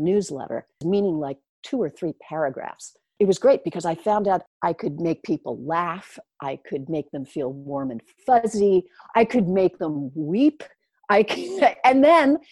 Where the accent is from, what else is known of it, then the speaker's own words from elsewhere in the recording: Oyster Bay, New York, United States; I grew up in Oyster Bay on Long Island, New York